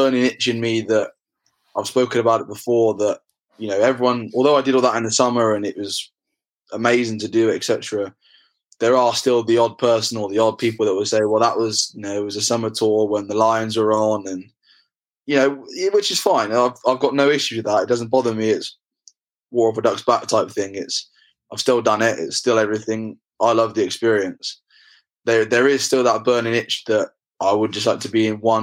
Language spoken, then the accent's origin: English; England, United Kingdom; I'm English